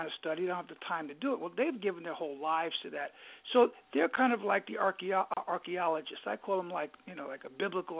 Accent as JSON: {"language": "English", "region": "New York", "country": "United States", "accent": "New York", "said": "if I were to speak Greek, well, you could hear my New York accent through there"}